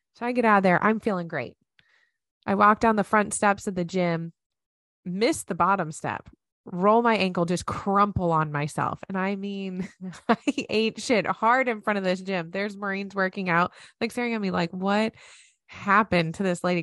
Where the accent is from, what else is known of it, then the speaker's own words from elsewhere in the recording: United States; moved away; as an American. One, I absolutely love being an American